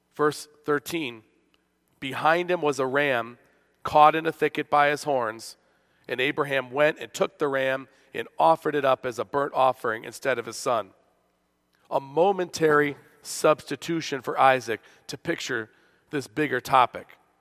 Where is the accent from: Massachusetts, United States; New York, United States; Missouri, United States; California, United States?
New York, United States; Buffalo; This is my hometown, as you know, of Buffalo